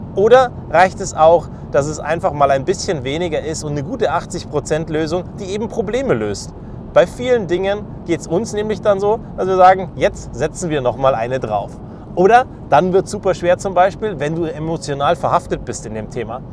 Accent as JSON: {"language": "German", "country": "Germany", "said": "Als Deutsche"}